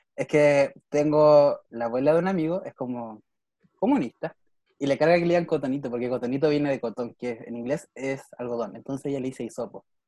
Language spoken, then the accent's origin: Spanish; Valdivia, Los Ríos, Chile; now in Niebla, Chile; yo soy de Valdivia, no vivo en mi casa